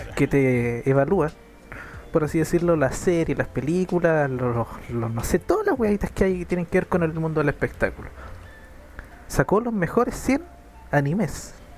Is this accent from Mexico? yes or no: no; Chile; somos bacán los chilenos